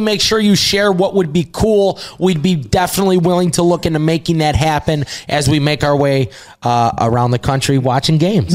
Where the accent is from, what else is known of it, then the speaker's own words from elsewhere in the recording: Chicago, Illinois, United States; we're from Chicago